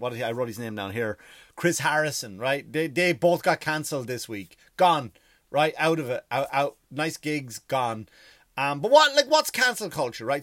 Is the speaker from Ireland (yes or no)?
yes; Ireland; moved away; I am Irish